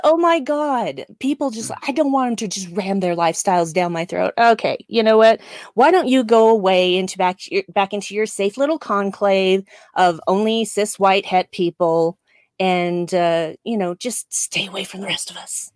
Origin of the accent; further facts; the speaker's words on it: United States; accent: American; my American accent